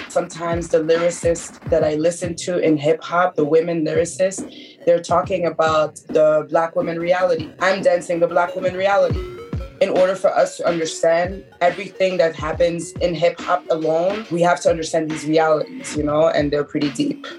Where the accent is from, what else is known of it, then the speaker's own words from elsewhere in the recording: Montreal, Quebec, Canada; also born or lived in Haiti; now in Brooklyn, United States; I was born in Canada, in Montreal more precisely, and both of my parents are from Haiti